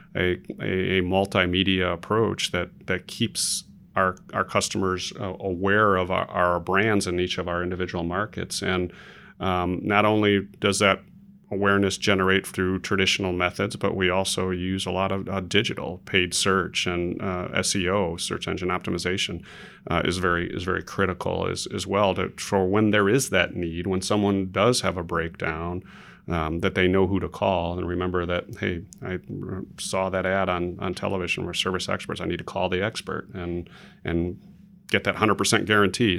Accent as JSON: {"language": "English", "town": "Chicago", "region": "Illinois", "country": "United States", "tie": "born or raised there", "moved": "yes", "lives_now": "Dallas, United States", "said": "Originally from Chicago, Illinois, born and raised"}